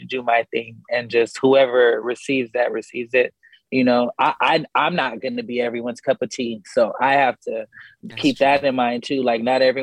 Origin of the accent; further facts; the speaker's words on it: California, United States; I'm from Cali